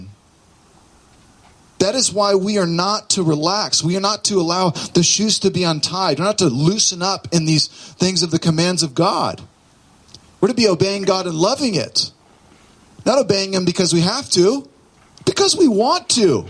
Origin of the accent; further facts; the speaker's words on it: Southern California, United States; moved away; I grew up in Southern California